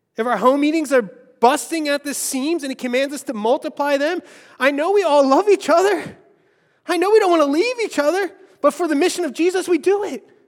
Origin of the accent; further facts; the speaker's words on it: Philadelphia, Pennsylvania, United States; I grew up in Longcrest.